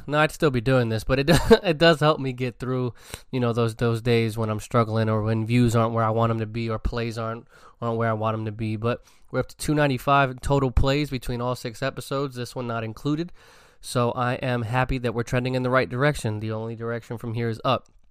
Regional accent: New York City, New York, United States; being born and raised in the Bronx

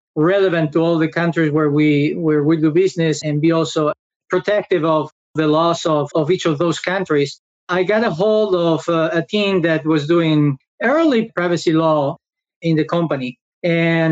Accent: Spain; moved away as an adult; now in United States; I am originally from Spain, where I study law

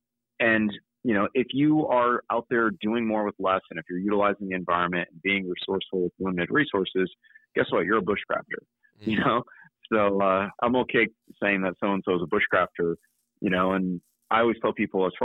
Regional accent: New England, United States; Well, when I grew up in New England, and where I did a lot of my training was upstate New York at the Wilderness Learning Center, Maine.

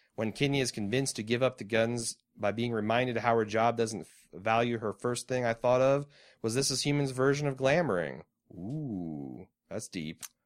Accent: Mooresville, Indiana, United States; We too grew up in a small, shitty Indiana towns. Mooresville represent.

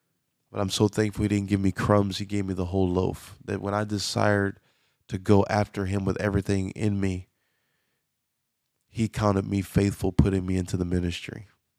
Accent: Louisiana, United States; I was born and raised in Louisiana, but I don't have a Louisiana accent.

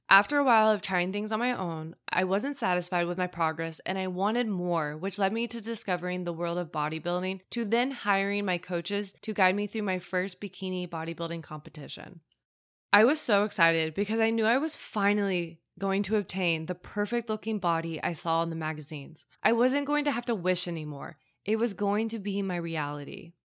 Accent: Midwest, United States; I grew up in the Midwest

